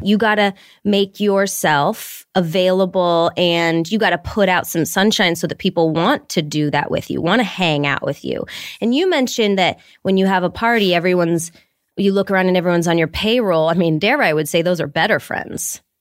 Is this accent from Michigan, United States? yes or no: yes; Detroit, Michigan, United States; moved away; I grew up in Detroit